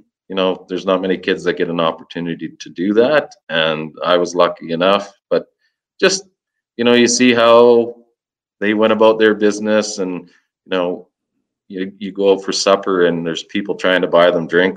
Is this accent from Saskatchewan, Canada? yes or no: yes; Saskatchewan, Canada; I'm from Saskatchewan